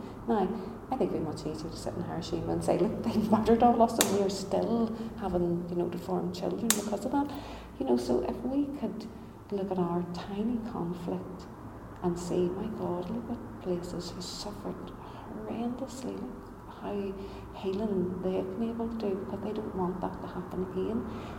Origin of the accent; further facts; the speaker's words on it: United Kingdom; I like national health, I like being British, I like enjoying the British way of life.